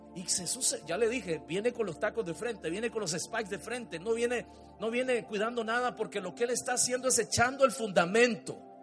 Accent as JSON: {"language": "Spanish", "town": "Montelimar", "region": "Managua", "country": "Nicaragua", "tie": "born or raised there", "said": "Yo tenía tal vez unos seis años, él tenía siete. Salimos en la casa nuestra de Montelimar"}